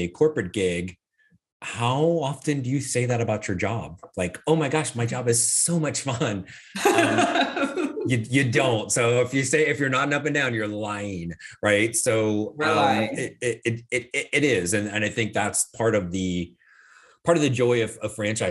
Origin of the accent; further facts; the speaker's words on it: Indiana, United States; also born or lived in Florida; now in Arizona, United States; I grew up in Indiana, so and my family's all still there